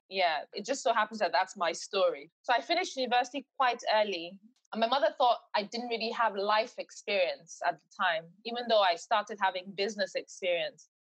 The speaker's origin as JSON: {"language": "English", "region": "England", "country": "United Kingdom", "tie": "born or raised there", "also_born_or_lived": "Nigeria / Eastbourne", "said": "I was born in England, but I was sort of bred there as well. So my life had always been 50 50. I know Nigeria as much as I know the UK."}